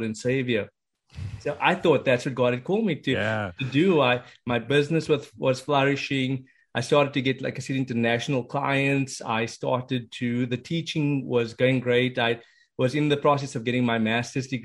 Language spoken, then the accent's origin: English; South Africa; moved away as an adult; now in United States; originally, I am from the beautiful country of South Africa. That's where I was born and raised. Spent the first 30 years of my life over there.